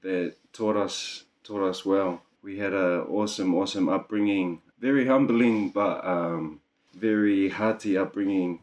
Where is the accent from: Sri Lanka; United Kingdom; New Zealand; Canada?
New Zealand; Auckland; now in Gold Coast, Australia; am from Auckland, New Zealand